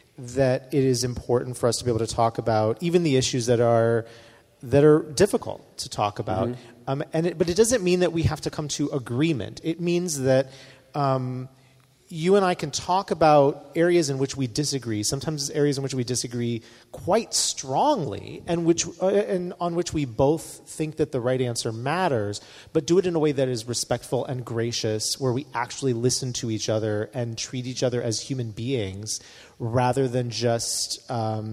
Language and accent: English; North Carolina, United States; I come from North Carolina where we have a very strong opinions on barbecue